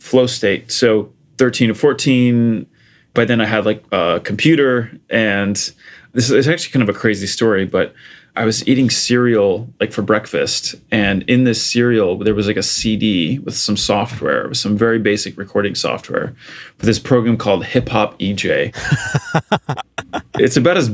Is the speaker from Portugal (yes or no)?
yes; Portugal; I grew up in Portugal. So I was born and raised there.